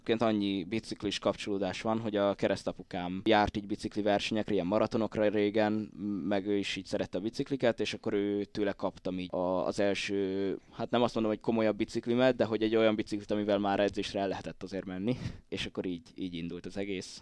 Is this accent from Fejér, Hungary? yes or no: no; Pusztazámor, Pest, Hungary; én így, így faluról származok inkább